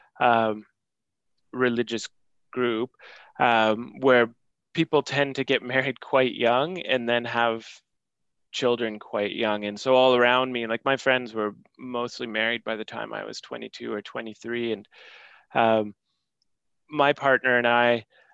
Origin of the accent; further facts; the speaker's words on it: Canada; as a Canadian citizen